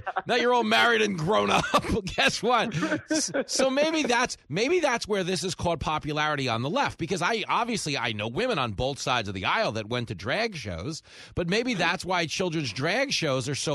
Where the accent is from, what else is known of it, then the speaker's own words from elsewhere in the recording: Levittown, New York, United States; I grew up in Nassau County